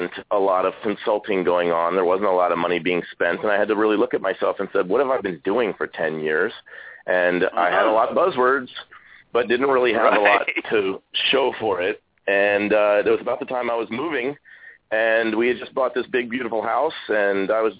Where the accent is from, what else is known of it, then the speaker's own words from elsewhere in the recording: East Coast, United States; I grew up on the East Coast